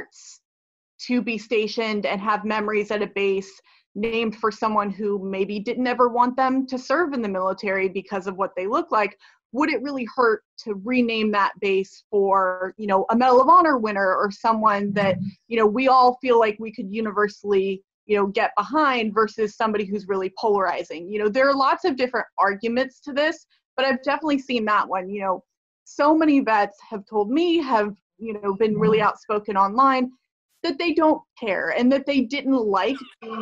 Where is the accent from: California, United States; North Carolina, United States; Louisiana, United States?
North Carolina, United States; Fayetteville; I grew up there